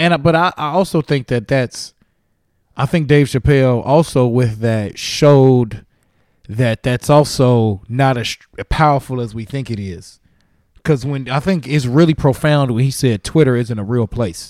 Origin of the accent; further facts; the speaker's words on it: Gary, Indiana, United States; moved away as an adult; also born or lived in Muncie, Indiana; now in California, United States; I'm from Gary, Indiana, but I started in Muncie, Indiana